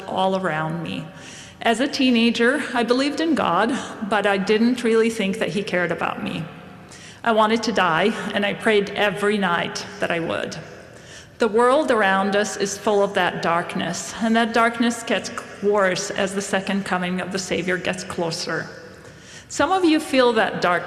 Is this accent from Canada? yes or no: no; Beit Sahour, Bethlehem Governorate, Palestine; also born or lived in Jerusalem; now in Idaho, United States; I was born and raised in Palestine. My hometown is called Beit Sahur